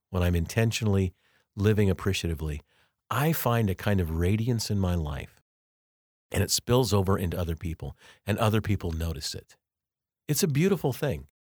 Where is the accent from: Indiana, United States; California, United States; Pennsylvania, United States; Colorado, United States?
Colorado, United States; now in Kansas, United States; I grew up in Colorado, but I've lived most of my life actually now in Kansas.